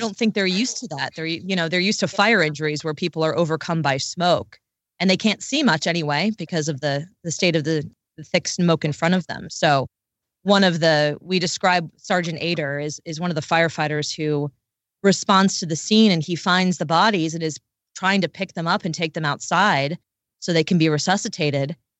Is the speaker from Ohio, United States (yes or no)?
no; D.C., Maryland, United States; I'm from right outside Washington, D C, in Maryland.